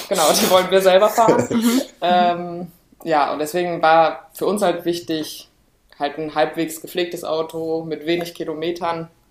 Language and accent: German; Cologne, North Rhine-Westphalia, Germany; wir kommen aus Köln